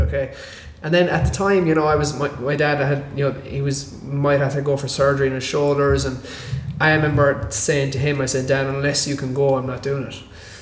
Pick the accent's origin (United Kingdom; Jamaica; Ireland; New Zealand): Ireland; I'm from Ireland